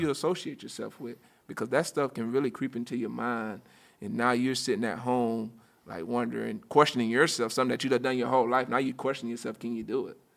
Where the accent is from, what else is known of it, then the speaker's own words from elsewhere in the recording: Union County, Florida, United States; I grew up in a very small town, uh, right outside of, um, grew up in a town called Union County, which is right outside Gainesville